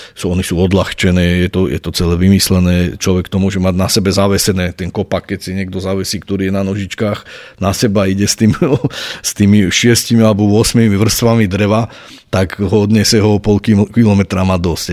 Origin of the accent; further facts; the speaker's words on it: Nitra, Nitra Region, Slovakia; ja som sa narodil v Nitre, som Nitran, žijem tu, pracujem tu, tvorím tu